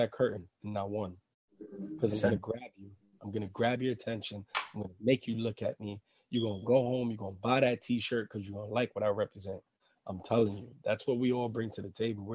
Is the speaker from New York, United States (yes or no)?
yes; New York City, New York, United States; I'm from Harlem. I grew up in projects.